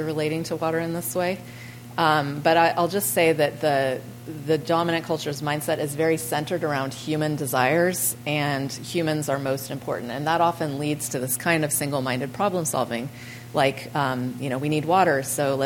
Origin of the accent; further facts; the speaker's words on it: California, United States; I'm from California.